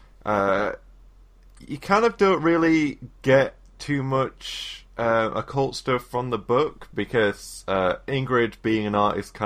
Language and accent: English; England, United Kingdom; as an English person